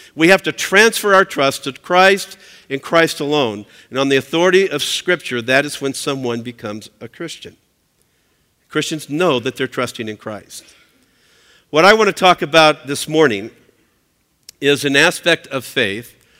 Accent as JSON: {"language": "English", "region": "Southern California", "country": "United States", "said": "I'm, uh, I'm from Southern California"}